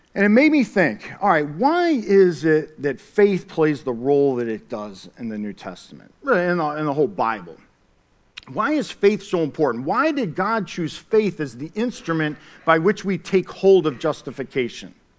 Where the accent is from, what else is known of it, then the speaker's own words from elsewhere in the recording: Syracuse, New York, United States; I grew up in the, uh, city of Syracuse, New York. I'm from the Cuse